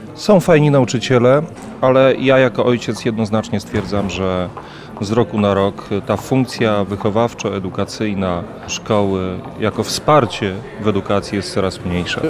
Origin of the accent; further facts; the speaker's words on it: Lubartów, Lublin Voivodeship, Poland; jestem z Lubartowa